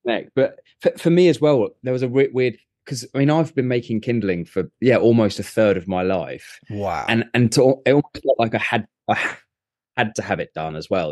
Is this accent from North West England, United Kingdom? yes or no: no; Surrey, South East England, United Kingdom; I grew up in Surrey